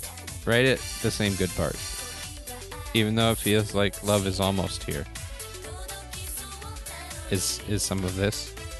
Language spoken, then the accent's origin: English; United States; I'm American